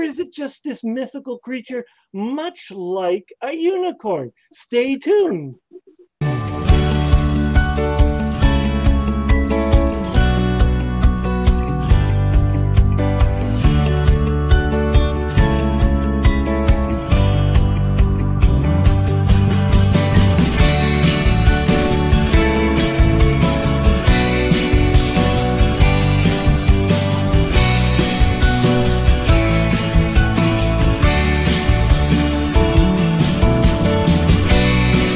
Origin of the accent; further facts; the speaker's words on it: Canada; as a Canadian